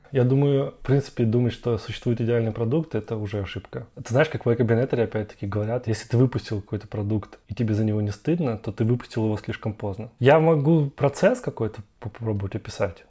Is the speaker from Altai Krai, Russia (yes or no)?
no; Moscow, Russia; moved away as an adult; also born or lived in Brazil / Europe / United States; я из Москвы и большой город